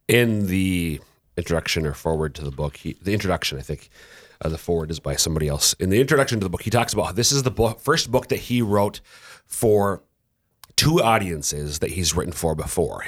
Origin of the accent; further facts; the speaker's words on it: Minnesota, United States; now in South Dakota, United States; I'm a Minnesotan.